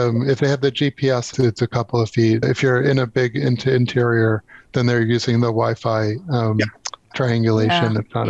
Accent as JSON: {"language": "English", "region": "New York", "country": "United States", "moved": "yes", "said": "New York. I'm originally a New Yorker."}